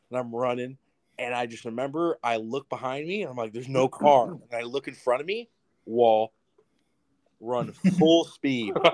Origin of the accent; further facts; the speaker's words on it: Yucaipa, California, United States; the goal is to get to the Boulevard because that's like the biggest uh, street in uh, my hometown is called Yucaipa.